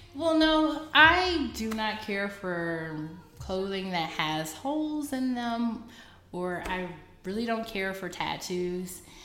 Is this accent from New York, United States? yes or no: no; Fort Worth, Texas, United States; moved away as an adult; also born or lived in Brazil / South Korea; now in China; I'm from Fort Worth, Texas.